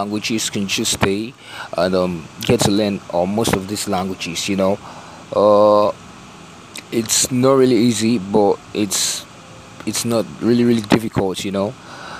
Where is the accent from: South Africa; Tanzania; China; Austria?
Tanzania; moved away as an adult; also born or lived in America; now in London, United Kingdom; I'm from Tanzania, and I've been in London for quite a year now. And I've also been in America